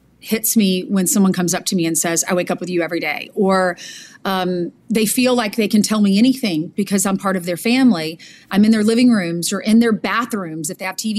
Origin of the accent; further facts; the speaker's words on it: South Carolina, United States; now in New York City, United States; I grew up in South Carolina